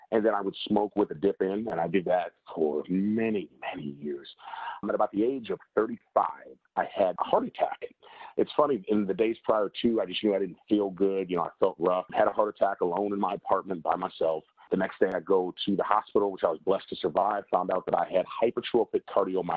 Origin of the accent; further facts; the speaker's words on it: Chicago, Illinois, United States; now in Oklahoma, United States; I am originally born and raised in Chicago, Illinois